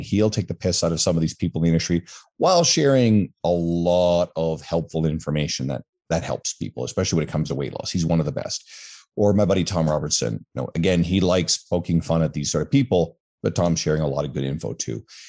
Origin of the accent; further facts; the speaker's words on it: Newfoundland and Labrador, Canada; now in Edmonton, Canada; I'm originally from the East Coast of Canada, an island called Newfoundland